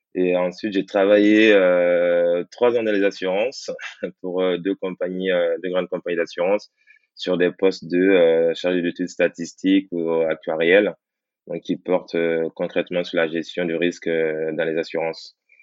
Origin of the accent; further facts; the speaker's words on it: Guinea; moved away; je suis originaire de la Guinée